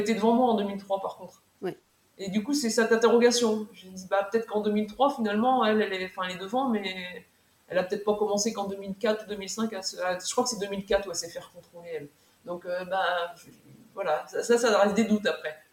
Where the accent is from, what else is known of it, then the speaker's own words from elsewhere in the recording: Mayenne, Pays de la Loire, France; moved away as an adult; also born or lived in Orne; j'ai demandé une mutation en septembre 2018 pour la Mayenne donc je suis revenue dans ma terre euh, dans ma terre natale